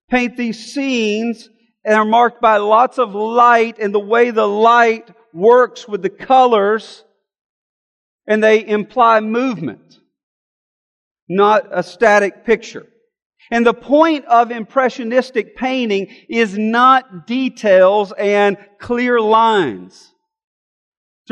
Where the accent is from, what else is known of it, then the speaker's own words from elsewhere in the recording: Alabama, United States; I'm from Alabama